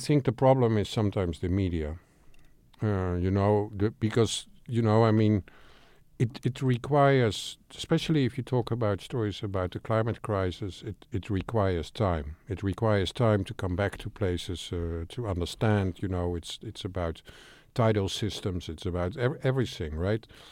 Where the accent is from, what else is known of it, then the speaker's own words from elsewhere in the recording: Amsterdam, North Holland, Netherlands; I'm from Amsterdam